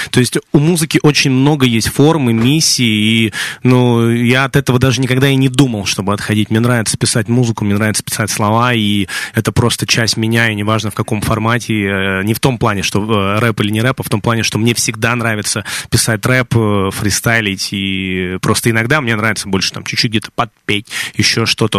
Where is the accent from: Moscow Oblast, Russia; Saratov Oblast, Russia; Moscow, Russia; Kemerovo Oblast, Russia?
Kemerovo Oblast, Russia; Kemerovo; откуда я родом